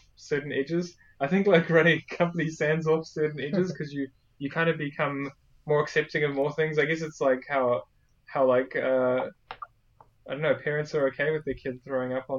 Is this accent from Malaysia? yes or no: no; South Africa; accent: South African; now in New Zealand; I'm actually originally from South Africa myself